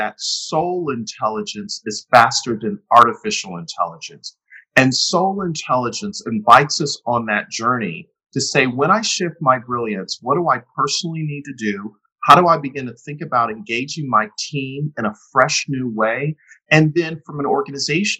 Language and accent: English; Buffalo, New York, United States; also born or lived in Atlanta, Georgia; now in Windermere, United States; So, I grew up in Buffalo, New York.